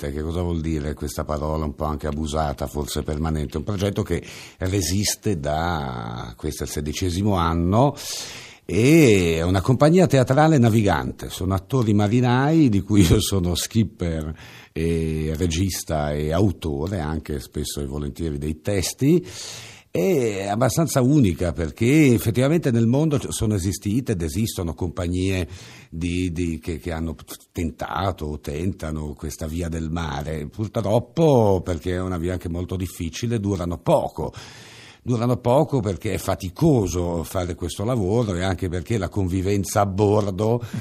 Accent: Genoa, Liguria, Italy; accent: Ligurian; moved away as an adult; now in Sardinia, Italy; Io sono genovese, ma genovese. Vivo, vivo ormai in Sardegna da da vent'anni.

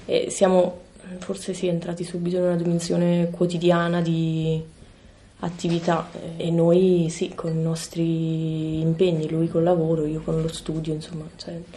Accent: province of Caserta, Campania, Italy; moved away as an adult; now in Bologna, Italy; sono qui a Bologna per l'università, perché sono di Caserta, cioè la provincia di Caserta

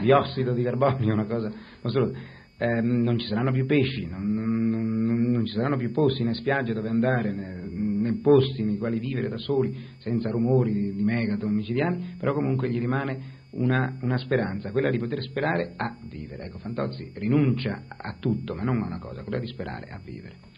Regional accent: Genoa, Liguria, Italy; io sono genovese, sono nato a Genova nel 1938

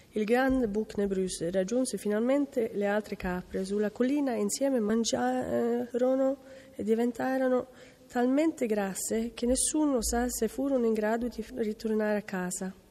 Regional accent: Porsgrunn, Vestfold og Telemark, Norway; Italian is a second language; moved away; vengo da Norvegia, dalla città di Porsgrunn

